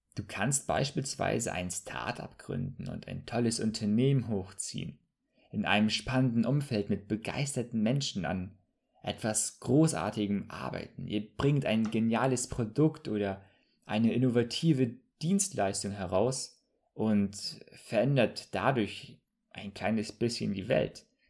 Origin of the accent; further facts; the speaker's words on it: Bremerhaven, Bremen, Germany; moved away as an adult; also born or lived in southern Germany; now in Hamburg, Germany; ich komme ursprünglich aus Bremerhaven, habe dann für drei Jahre im Süden studiert und jetzt lebe ich im schönen Hamburg.